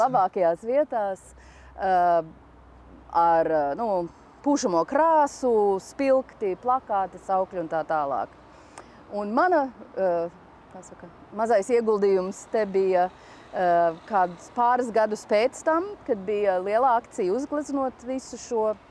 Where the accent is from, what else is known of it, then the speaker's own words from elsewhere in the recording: Washington, District of Columbia, United States; moved away as an adult; now in Riga, Latvia; Es pat uzaugu Vašingtonā, galvaspilsētā